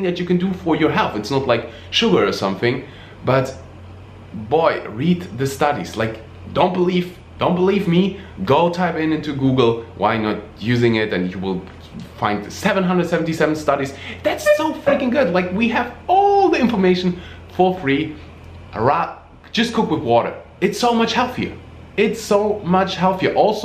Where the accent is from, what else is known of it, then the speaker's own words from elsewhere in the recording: Germany; moved away; they moved to Germany, the place where I was born. I'm really, really, really happy that that I had the opportunity to grow up in Germany